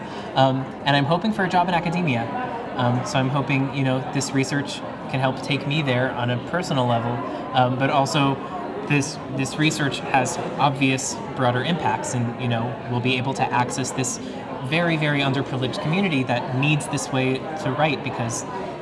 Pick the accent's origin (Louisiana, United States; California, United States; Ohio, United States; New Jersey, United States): California, United States; Concord; also born or lived in Walnut Creek; I'm from the East Bay, Concord, Walnut Creek